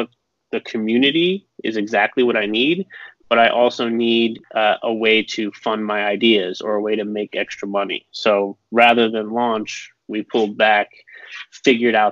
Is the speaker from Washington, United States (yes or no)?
no; Las Vegas, Nevada, United States; I'm from Las Vegas